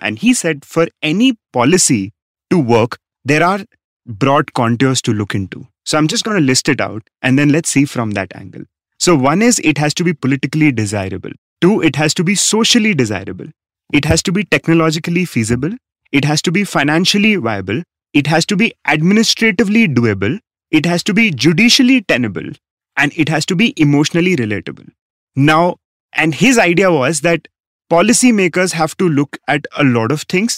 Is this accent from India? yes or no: yes; Rajasthan, India; my home state, Rajasthan